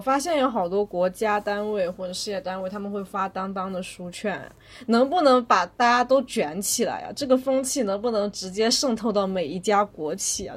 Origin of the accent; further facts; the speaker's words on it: Wenzhou, Zhejiang, China; now in Beijing, China; 作为一个温州人